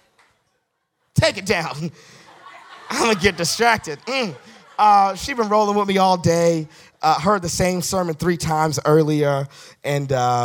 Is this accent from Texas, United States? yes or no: no; Boston, Massachusetts, United States; I'm from Roxbury.